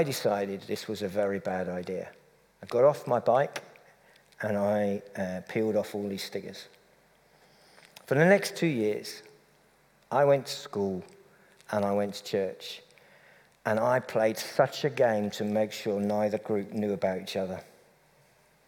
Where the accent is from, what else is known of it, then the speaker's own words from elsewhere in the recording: Cambridge, East of England, United Kingdom; moved away; I come from Cambridge, the home of appalling football